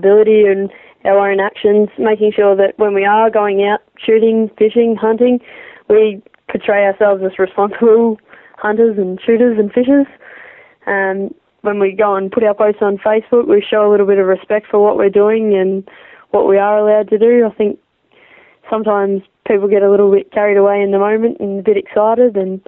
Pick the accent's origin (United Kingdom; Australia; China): Australia; Victoria; Growing up in the high country